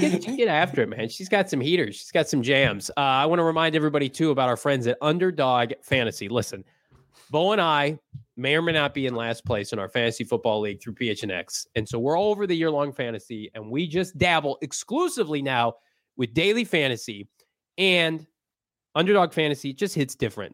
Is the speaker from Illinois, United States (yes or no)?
yes; Illinois, United States; I grew up in Illinois. I went to Illinois State.